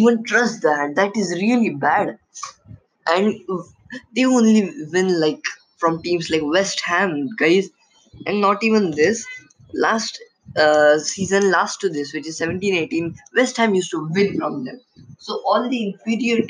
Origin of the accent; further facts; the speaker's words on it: India; I'm from India